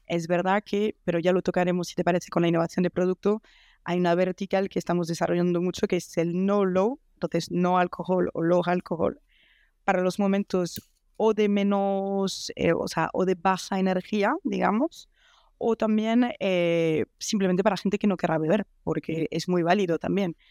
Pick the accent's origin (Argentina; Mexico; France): France; Spanish is a second language; moved away as an adult; now in Madrid, Spain; soy francesa.